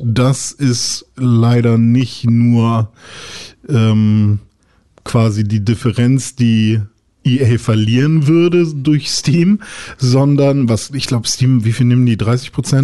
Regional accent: Germany; bei uns in Deutschland

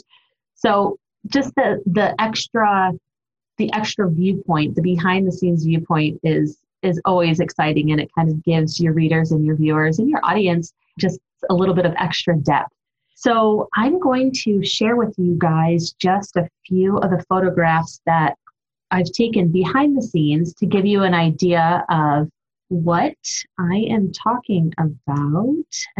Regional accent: Ohio, United States; I'm from Ohio where it's nothing but flat land

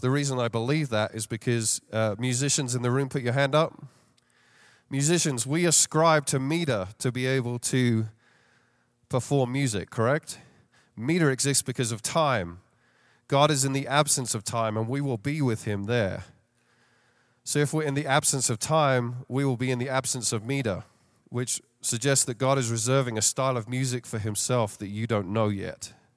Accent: London, United Kingdom; moved away as an adult; now in Chicago, United States; I don't have a Chicago accent. Uh, born and raised in London, England, and came over here fifteen years ago

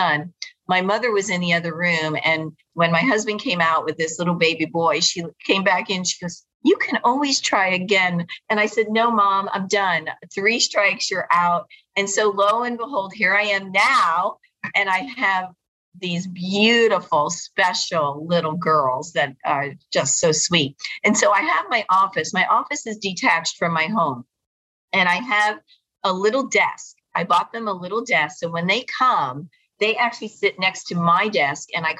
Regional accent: South Florida, United States; also born or lived in New Jersey; I was raised in South Florida

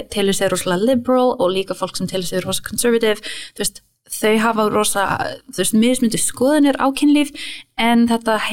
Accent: New York, United States; Svo þú veist, ég ólst upp um mitt

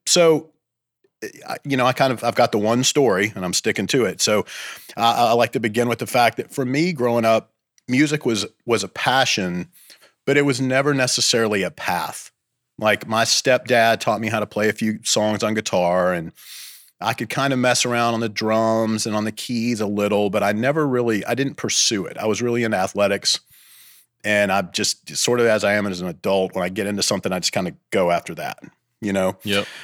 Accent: Bowling Green, Kentucky, United States; moved away as an adult; now in Athens, United States; I grew up in Kentucky near Nashville Bowling Green, Kentucky

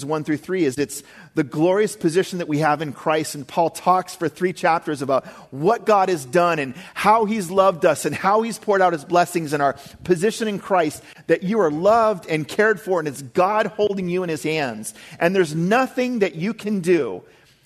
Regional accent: Maine, United States; I grew up in Maine, and I know what winter storms are like

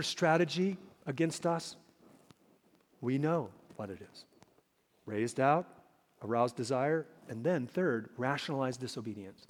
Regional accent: Minnesota, United States; Growing up in Minnesota, a land of 10,000 lakes and zillions of mosquitoes

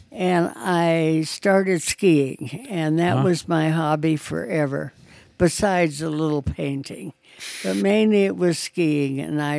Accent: Battle Mountain, Nevada, United States; also born or lived in Salt Lake City, Utah; I was born in Salt Lake City, and my parents moved to Battle Mountain, Nevada when I was maybe less than a year old. And I grew up in Battle Mountain, Nevada, which is northern Nevada, about 2 or 3 hours from Reno.

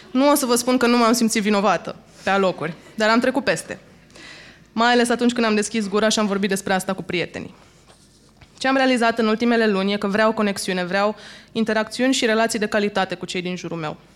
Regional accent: Suceava, Suceava County, Romania; am încheiat o călătorie de 12 zile la Suceava, unde mi-am documentat familia și orașul natal

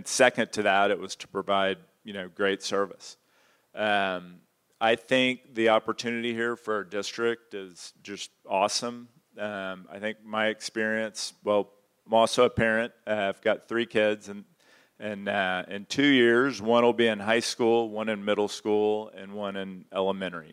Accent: Houston, Texas, United States; I'm from Houston originally

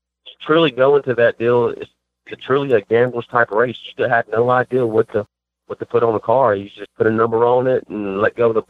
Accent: Deep South, United States; I'm from the Deep South, so when y'all keep hearing y'all, just hit off.

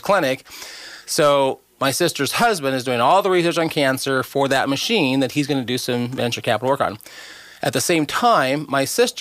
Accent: Oregon, United States; We grew up together in Oregon.

